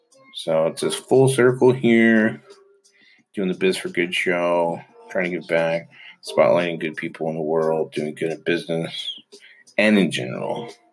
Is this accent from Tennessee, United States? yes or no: no; Utah, United States; born there; So we know I was born in Utah, only child, but had an older brother and older sister, served a mission.